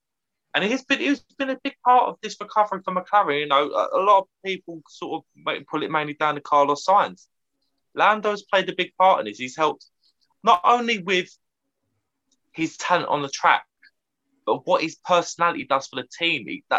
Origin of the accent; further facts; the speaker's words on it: United Kingdom; as a Brit